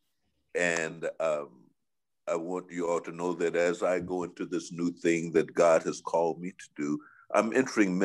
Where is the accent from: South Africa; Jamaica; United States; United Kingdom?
United States; Chicago, Illinois; I'm one of them crazy West Side boys from Chicago